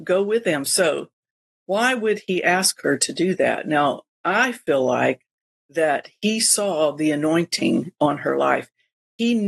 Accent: Florida, United States; we're from Florida

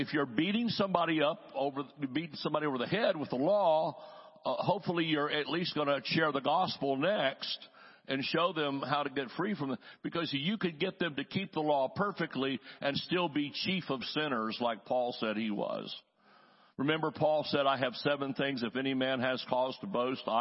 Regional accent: the South, United States; I'm from the South. We say y'all.

